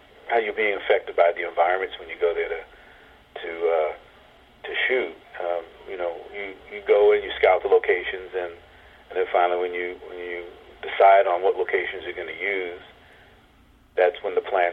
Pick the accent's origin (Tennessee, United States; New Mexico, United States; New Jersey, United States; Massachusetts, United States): New Jersey, United States; I'm from New Jersey